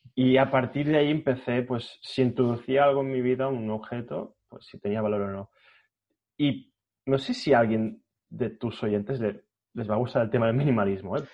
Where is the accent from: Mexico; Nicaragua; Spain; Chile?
Spain; Catalonia; Como buen catalán que soy